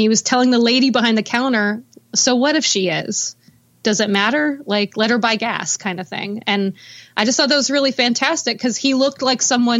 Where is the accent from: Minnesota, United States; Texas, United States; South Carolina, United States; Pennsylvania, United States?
Texas, United States; Houston; also born or lived in Los Angeles / Nashville; I was born in Houston and, I grew up there. But I actually moved around a lot. My mom moved us around a lot. So I feel like I'm from Texas, but I also feel like I'm from LA.